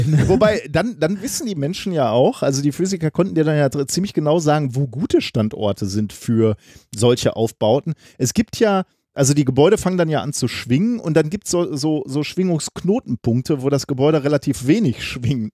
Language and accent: German; Ruhr area, North Rhine-Westphalia, Germany; wir sind an ähnlichen Straßen groß geworden, nämlich klassisch Straßen im, im Ruhrgebiet